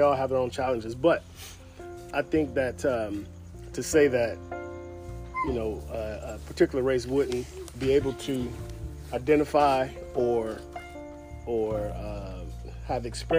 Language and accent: English; Compton, California, United States; born or raised there; moved away